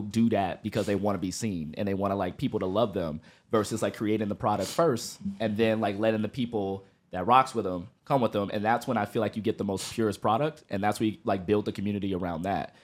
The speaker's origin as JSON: {"language": "English", "town": "Compton", "region": "California", "country": "United States", "tie": "born or raised there", "said": "I grew up in Compton"}